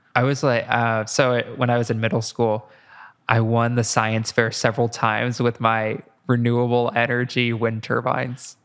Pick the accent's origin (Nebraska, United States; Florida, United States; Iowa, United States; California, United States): Iowa, United States; moved away; I'm from Iowa